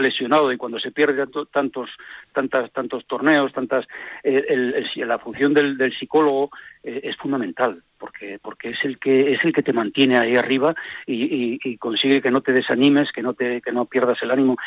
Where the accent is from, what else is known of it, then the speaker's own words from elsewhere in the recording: Villaviciosa, Asturias, Spain; now in Oviedo, Spain; soy natural de Villaviciosa, un pueblo que queda ah. un poco más cerca de Gijón que de Oviedo, pero estoy ahí y vivo en Oviedo